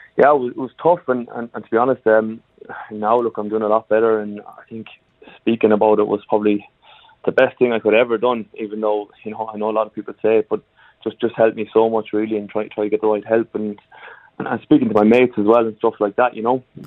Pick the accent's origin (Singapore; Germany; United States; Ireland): Ireland; moved away; I come from Ireland originally, and even back in Ireland